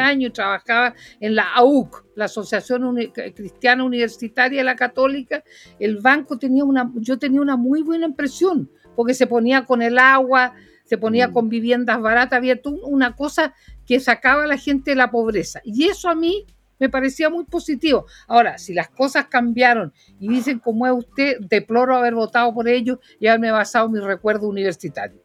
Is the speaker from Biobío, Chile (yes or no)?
no; Puerto Montt, Los Lagos, Chile; nací en Puerto Montt, en el hospital regional de Puerto Montt